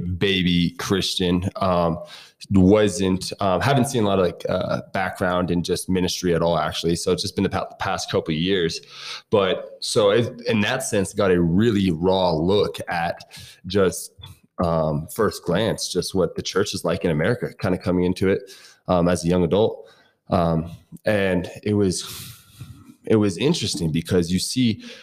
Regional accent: Coeur d'Alene, Idaho, United States; moved away as an adult; also born or lived in Massachusetts; now in Durango, United States; I'm from Coeur d'Alene, Idaho.

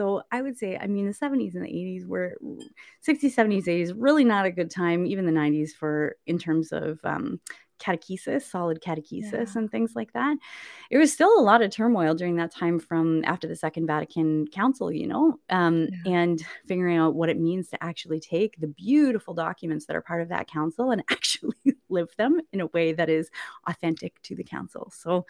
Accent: Canada; also born or lived in Winnipeg, Manitoba / British Columbia / Saskatchewan / Nova Scotia; And I was born in Winnipeg, Manitoba. And then we lived like all over Canada, I guess, really. I lived in BC for a while, Saskatchewan for a while. We lived in Nova Scotia when I was in high school.

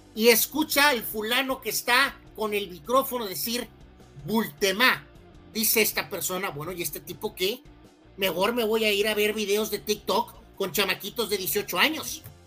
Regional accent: Mexico; yo por supuesto soy mexicano

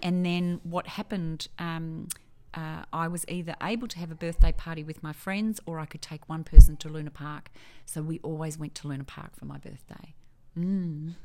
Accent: Edithvale, Victoria, Australia; also born or lived in Hartwell, Victoria; I grew up in Edithvale

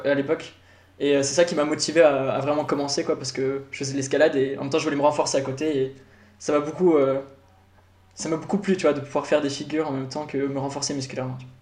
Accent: Paris, Île-de-France, France; moved away as an adult; now in Switzerland; Je viens de Paris, du coup, France

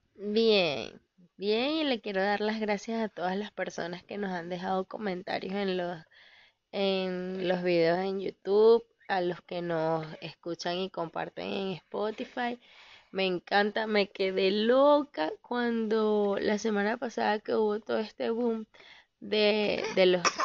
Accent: Valencia, Carabobo, Venezuela; moved away; de donde yo soy, en Santa Rosa, en Valencia, Venezuela

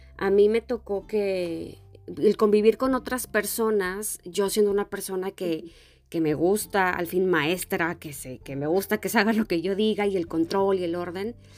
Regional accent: Mexico; moved away; a los mexicanos nos relacionan mucho con los españoles

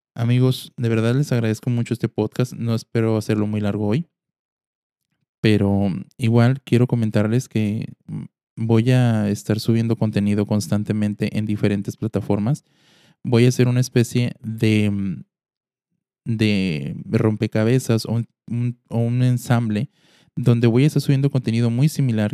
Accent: Mexico; Como mexicanos

